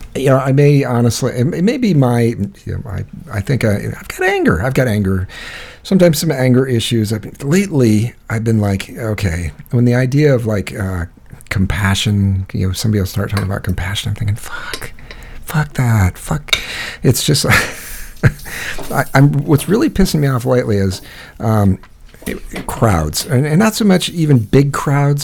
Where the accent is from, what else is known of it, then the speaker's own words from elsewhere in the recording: United States; I'm an American.